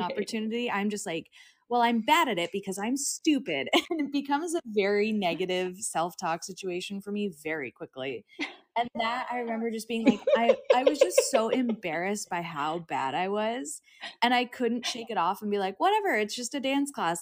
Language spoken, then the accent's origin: English; Long Beach, California, United States; moved away as an adult; now in Los Angeles, United States; I grew up in Long Beach